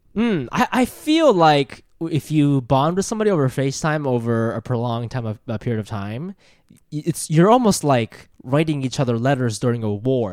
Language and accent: English; Ohio, United States; moved away as an adult; also born or lived in Japan; now in New York, United States; I'm from Japan, but I grew up in Ohio and I live in New York